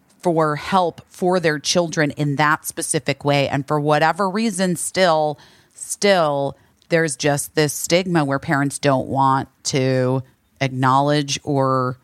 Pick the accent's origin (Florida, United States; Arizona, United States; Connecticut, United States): Arizona, United States; I am from Arizona.